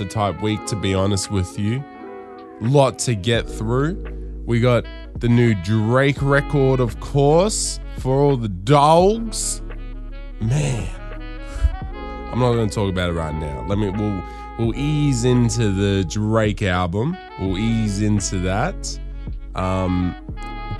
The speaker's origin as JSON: {"language": "English", "town": "Darwin", "region": "Northern Territory", "country": "Australia", "tie": "born or raised there", "said": "growing up in Darwin and watching the gala on Channel 10 or the ABC"}